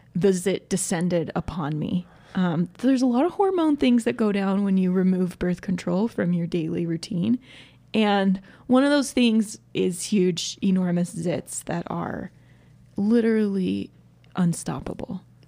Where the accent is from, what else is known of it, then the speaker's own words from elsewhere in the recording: Georgia, United States; now in Utah, United States; I grew up in Georgia, where there's way more trees, and basically anytime there was a thunderstorm, the power went out